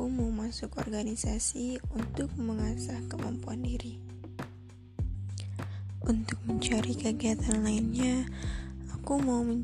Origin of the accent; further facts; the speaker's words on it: Lampung, Indonesia; asal dari Lampung, mahasiswa baru di ITERA.